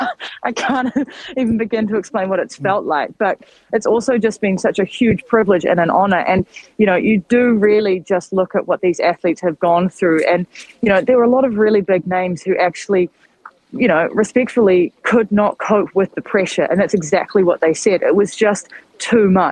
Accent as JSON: {"language": "English", "country": "New Zealand", "moved": "yes"}